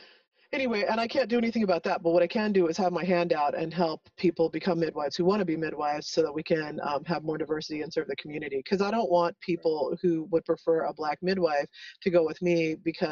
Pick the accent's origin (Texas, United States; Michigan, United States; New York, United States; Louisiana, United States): Texas, United States; El Paso; I grew up in El Paso